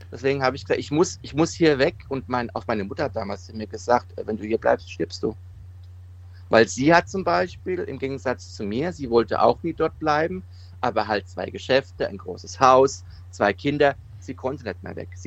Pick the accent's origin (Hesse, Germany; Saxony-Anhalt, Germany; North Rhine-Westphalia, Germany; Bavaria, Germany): Bavaria, Germany; Rothenburg ob der Tauber; born there; geboren wurde ich in Rothenburg auf der Tau bei Mittelfranken, ja.